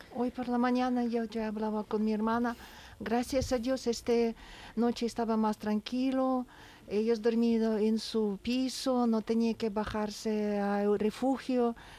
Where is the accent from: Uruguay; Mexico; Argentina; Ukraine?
Ukraine; Spanish is a second language; now in Seville, Spain; en mi ciudad